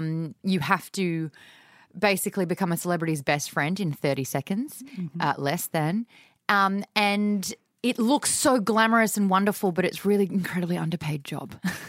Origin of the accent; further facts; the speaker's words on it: Australia; I'm Aussie you.